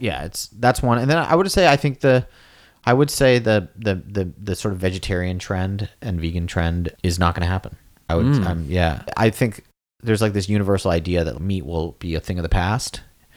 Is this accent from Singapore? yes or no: yes; Singapore; also born or lived in New York, United States / Los Angeles, United States; now in Provo, United States; I'd say I would bias towards the city ideal because I was like, I was born in New York, grew up in Singapore, LA for school